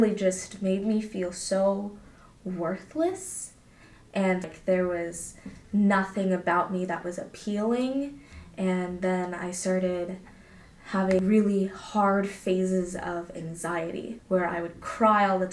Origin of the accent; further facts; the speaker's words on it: California, United States; growing up in California